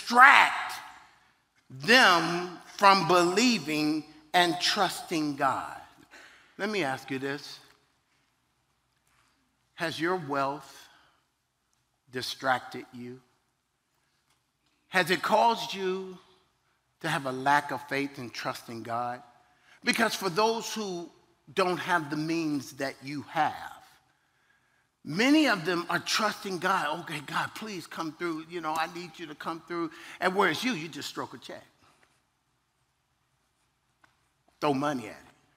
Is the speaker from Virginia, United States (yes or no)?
yes; Virginia, United States; I'm from Virginia